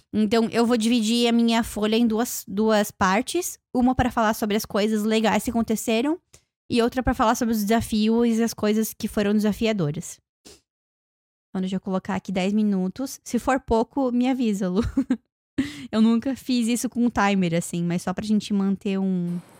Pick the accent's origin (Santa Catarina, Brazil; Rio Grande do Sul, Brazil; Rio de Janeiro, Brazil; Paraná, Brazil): Santa Catarina, Brazil; Joinville; now in Toronto, Canada; lá na minha cidade, quando eu fui viajar para Joinville